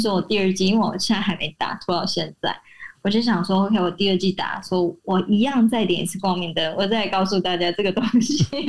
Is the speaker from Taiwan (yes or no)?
yes; Taiwan; 因为我的老家是八十年的青草店